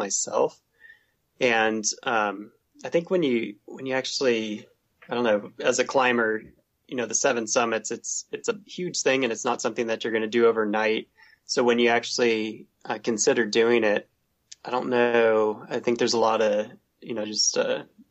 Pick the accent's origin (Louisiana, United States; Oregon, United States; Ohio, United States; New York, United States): Oregon, United States; Southern; moved away as an adult; also born or lived in San Diego / Pacific Northwest; I grew up in Southern Oregon, so there's mountains there